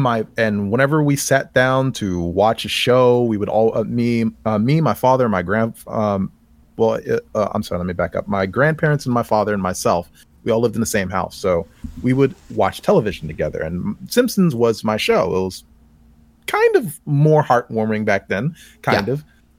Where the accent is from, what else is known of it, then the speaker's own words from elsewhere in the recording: Maryland, United States; I'm from Maryland